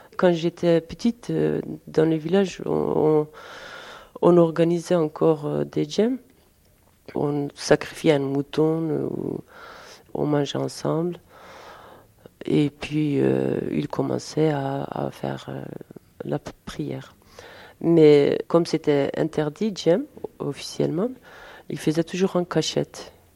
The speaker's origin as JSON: {"language": "French", "country": "Turkey", "moved": "yes", "lives_now": "Paris, France", "said": "Nous, nous sommes euh, de Dersim, de Diyarbakir"}